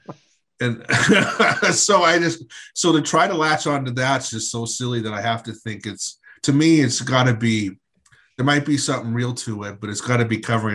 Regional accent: Washington, United States; I'm from Washington State originally.

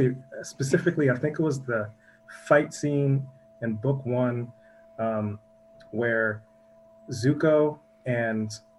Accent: Minneapolis, Minnesota, United States; I'm from Minneapolis, Minnesota, and both my parents are musicians.

